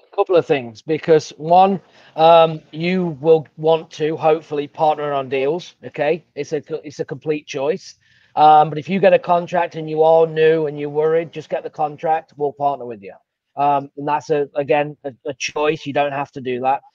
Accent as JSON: {"language": "English", "region": "England", "country": "United Kingdom", "accent": "English", "moved": "yes", "lives_now": "Savannah, United States", "said": "I've got an English accent"}